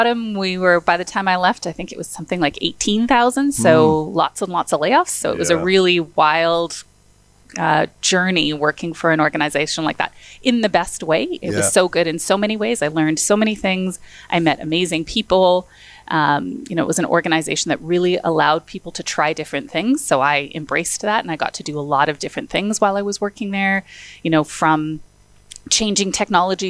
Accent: Edmonton, Alberta, Canada; also born or lived in Ottawa; I grew up in Edmonton. I wasn't born in Edmonton, but I've lived here since I was just turning

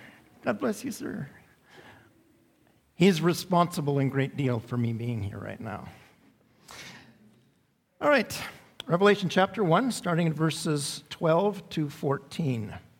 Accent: England, United Kingdom; I'm English, but my home church is French.

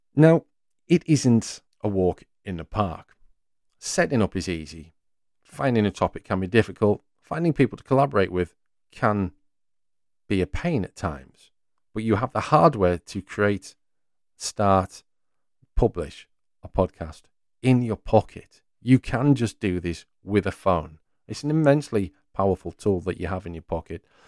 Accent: North East England, United Kingdom; I'm from the northeast of England, and while I expect you can pick up my words and accent pretty well

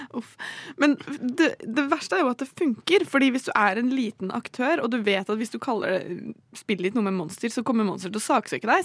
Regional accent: Bærum, Akershus, Norway; jeg kommer jo fra Bærum, og der er det obligatorisk med mer merkevæske fra mm. ungdomsskolen

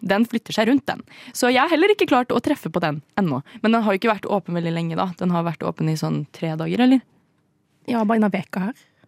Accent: Indre Østfold, Norway; jeg er fra Indre Østfold.

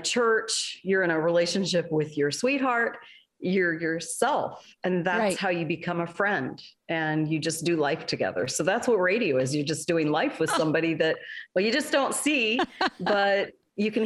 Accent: Alaska, United States; I grew up in Alaska

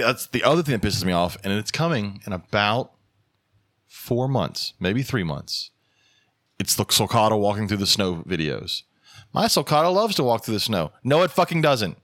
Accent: the South, United States; we're the South

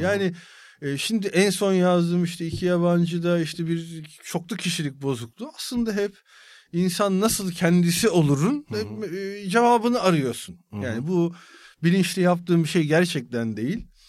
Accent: İzmit, Kocaeli, Turkey; İzmit'te e, işte büyüdüm.

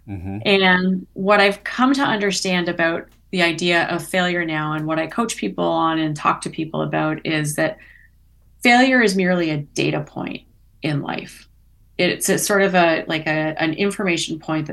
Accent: Toronto, Ontario, Canada; I grew up in the Toronto area. So in Canada, in southern Ontario

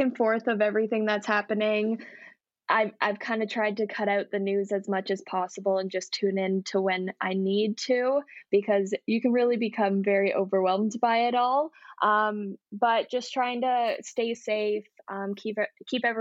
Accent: Welland, Ontario, Canada; now in St. Catharines, Canada; I was not born in Niagara, but I've been here since I was in senior kindergarten, lived in Welland all of my life

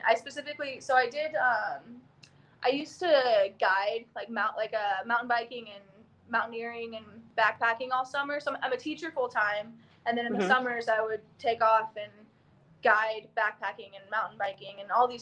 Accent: Oklahoma, United States; moved away; also born or lived in Austin, Texas; I grew up in Oklahoma, did gymnastics for basically my whole life.

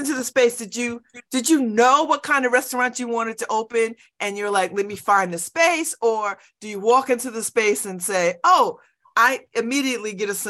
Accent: New Haven, Connecticut, United States; I'm from New Haven

